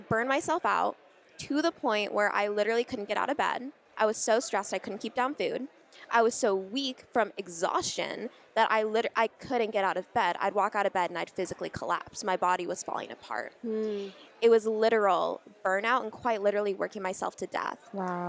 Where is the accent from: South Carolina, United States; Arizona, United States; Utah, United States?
Arizona, United States; Scottsdale; I was born in Scottsdale, Arizona um, in February of 1997